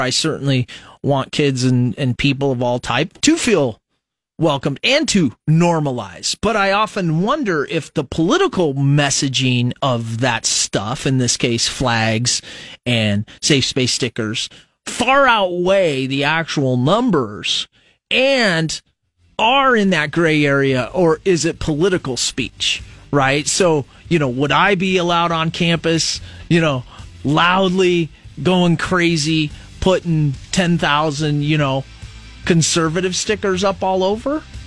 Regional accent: United States; I just identify as American

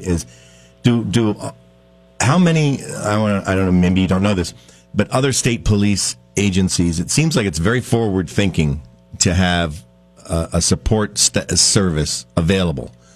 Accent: Middlebury, Vermont, United States; I'm from Middlebury

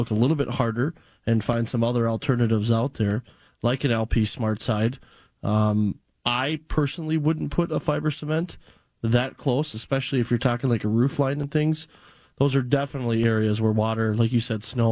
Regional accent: Maple Grove, Minnesota, United States; I grew up in Maple Grove just outside of Osseo. My parents still live there

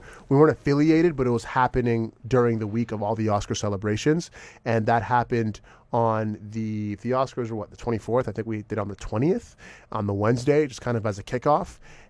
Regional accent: Jamaica; now in Los Angeles, United States; I'm a Jamaican through and through, so vegan.

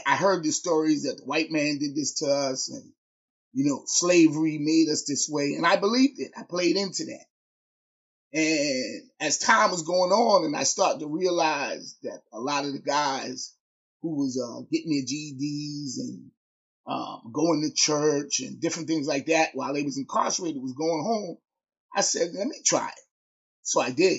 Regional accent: New York, United States; growing up in New York and having a vast amount of different ethnic backgrounds

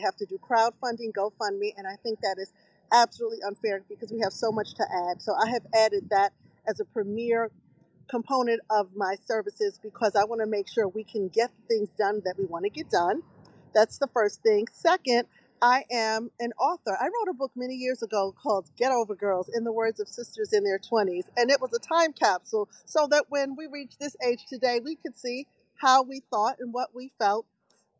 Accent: New York, United States; moved away; also born or lived in Baltimore/Washington D.C.; I'm from Brooklyn.

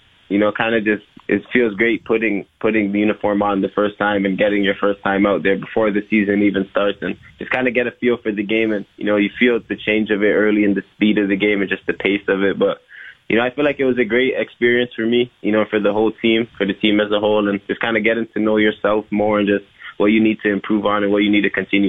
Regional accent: Toronto, Ontario, Canada; being a part of the Raptors organization is, you know, what I dreamed of growing up in Toronto.

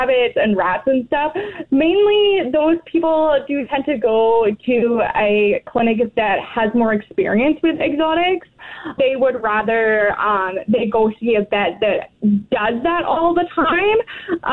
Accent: England, United Kingdom; moved away as an adult; now in Weyburn, Canada; I'm actually from England, where I did grow up with family members.

